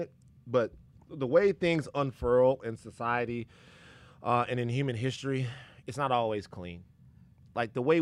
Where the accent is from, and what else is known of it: Baton Rouge, Louisiana, United States